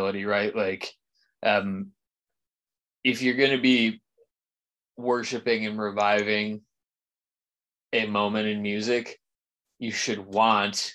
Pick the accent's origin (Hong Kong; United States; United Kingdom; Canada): United States; Rust Belt; I am from the Rust Belt